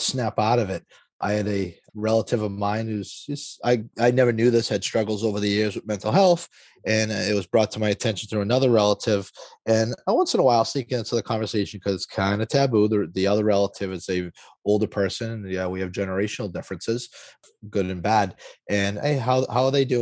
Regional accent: Lawrence, Massachusetts, United States; I grew up in Lawrence, Massachusetts.

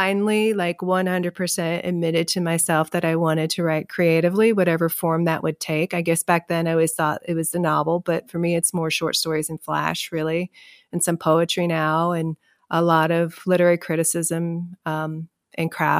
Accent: Kentucky, United States; my experiences growing up in Kentucky

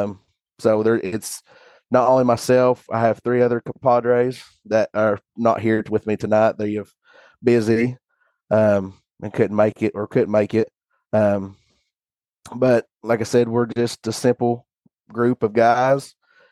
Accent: Monroe County, East Tennessee, United States; just a simple old boy from East Tennessee

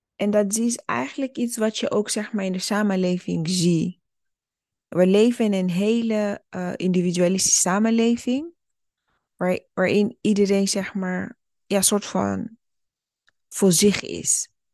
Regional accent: Burundi; now in Netherlands; ik ben zelf geboren in Burundi

